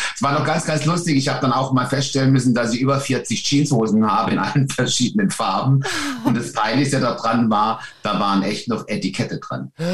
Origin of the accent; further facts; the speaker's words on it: Lörrach, Baden-Württemberg, Germany; also born or lived in Weil am Rhein; now in Kandern, Germany; ich bin ja von Lörr in Lörrach geboren